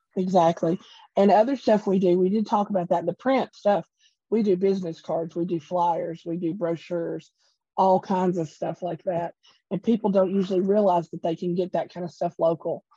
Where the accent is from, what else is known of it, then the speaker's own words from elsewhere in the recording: Portland, Tennessee, United States; Yeah, born born and bred in Portland